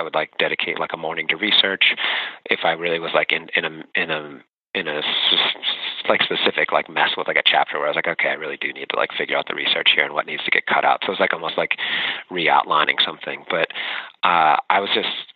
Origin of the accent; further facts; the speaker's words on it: Pittsburgh, Pennsylvania, United States; growing up in Pittsburgh